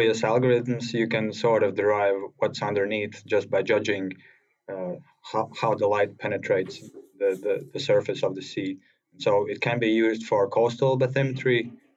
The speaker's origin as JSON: {"language": "English", "country": "Latvia", "said": "I'm from Latvia, and it's relatively small country in the northeast part of Europe"}